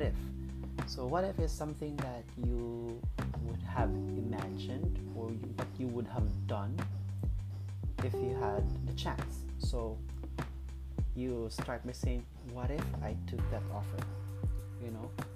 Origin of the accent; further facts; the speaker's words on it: Cagayan de Oro, Northern Mindanao, Philippines; moved away as an adult; now in Cebu, Philippines; right now I'm from Cagayan de Oro, but currently I'm here in Cebu because I took a job here